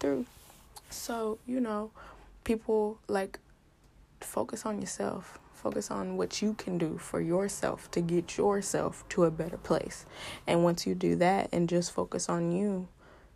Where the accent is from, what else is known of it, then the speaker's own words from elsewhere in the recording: Houston, Texas, United States; I'm from Houston